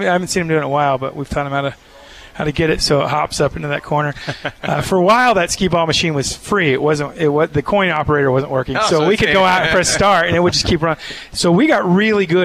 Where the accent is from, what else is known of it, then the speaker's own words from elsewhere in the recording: Texas, United States; now in Provo, United States; I'm from Texas. I grew up here